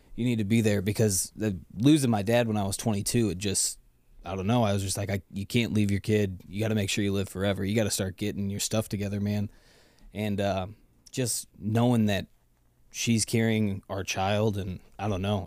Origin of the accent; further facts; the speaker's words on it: Lake Saint Louis, Missouri, United States; Growing up in Lake Saint Louis was amazing